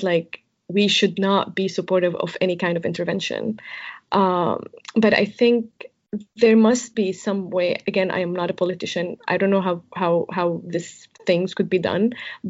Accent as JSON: {"language": "English", "town": "Jableh", "region": "Latakia Governorate", "country": "Syria", "tie": "born or raised there", "moved": "yes", "said": "20 minutes from my hometown, Jable."}